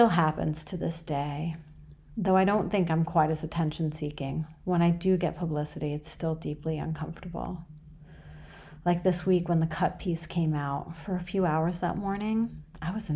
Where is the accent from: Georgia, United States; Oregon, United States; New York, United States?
New York, United States; New York City; born or raised there; also born or lived in Iran